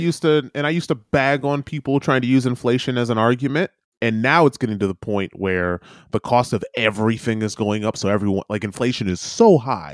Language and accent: English; United States; now in New Zealand; being an American